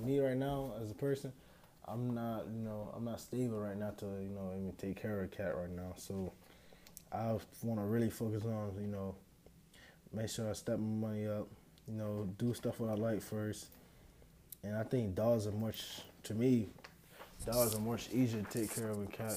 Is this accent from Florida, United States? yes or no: yes; Pahokee, Florida, United States; growing up in Pahokee